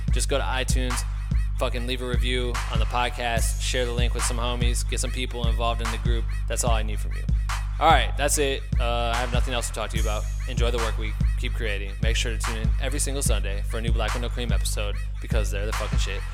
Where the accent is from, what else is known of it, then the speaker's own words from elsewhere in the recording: Iowa, United States; now in Los Angeles, United States; Andrew and I grew up together in Iowa and have both ended up out in Los Angeles